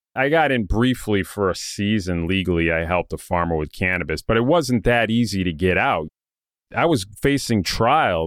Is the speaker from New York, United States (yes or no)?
yes; Saratoga Springs, New York, United States; my hometown in Saratoga Springs